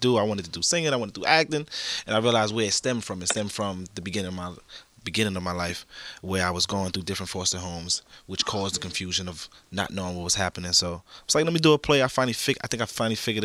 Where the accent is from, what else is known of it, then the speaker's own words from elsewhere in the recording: New York City, New York, United States; born and raised in Brooklyn